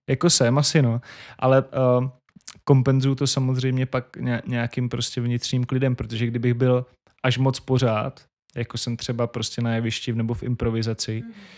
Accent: Šumperk, Olomouc Region, Czechia; moved away as an adult; V, v mém rodném městě tři, tři rodáci z toho města Šumperka děláme Majales

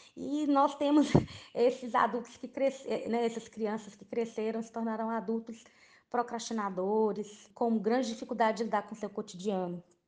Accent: Brazil; enquanto brasileiros

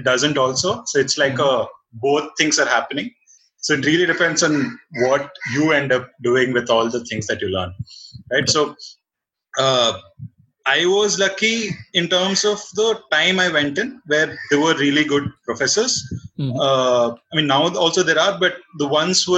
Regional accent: Bangalore, Karnataka, India; also born or lived in Raichur; born and brought up in Bangalore. No, born in Raichur, actually. Brought up in Bangalore, mostly

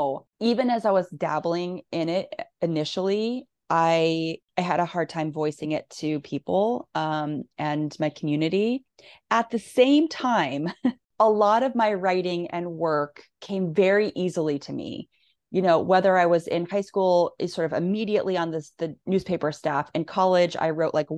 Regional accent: Nebraska, United States; moved away as an adult; also born or lived in Missouri / Northampton, Massachusetts; I grew up in Nebraska, college in Missouri. And when I moved to Northampton

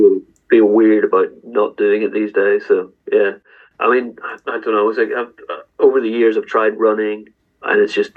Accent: Northern Ireland, United Kingdom; growing up in Northern Ireland

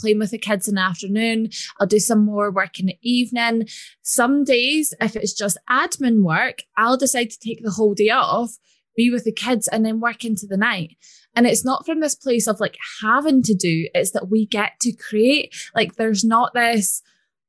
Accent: Scotland, United Kingdom; if you can't tell by my accent, I'm from Scotland.

